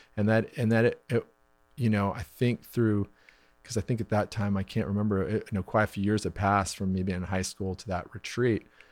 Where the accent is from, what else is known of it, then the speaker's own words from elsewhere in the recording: Wichita, Kansas, United States; we're high school sweethearts, um, and we grew up in Wichita, Kansas